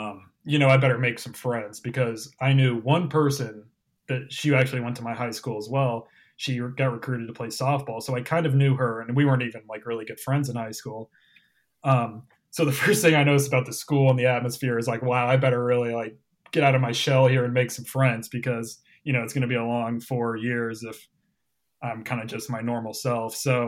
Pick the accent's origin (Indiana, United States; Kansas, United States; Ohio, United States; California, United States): Indiana, United States; Zionsville; moved away as an adult; Well, it's your classic suburbia. I'm from a town called Zionsville, Indiana. It's about 20-25 minutes northwest of Indianapolis. So we're right in the sprawl of it all.